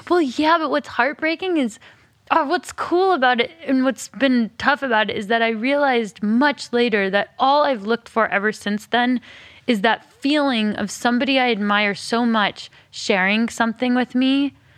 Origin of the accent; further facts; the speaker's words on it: Alameda, California, United States; also born or lived in Berkeley, California; I was born in Berkeley and grew up on an island called Alameda.